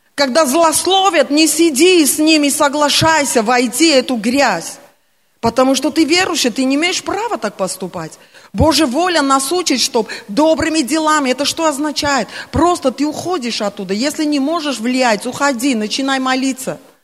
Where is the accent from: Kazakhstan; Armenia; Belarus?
Armenia; Russian is a second language; я армянка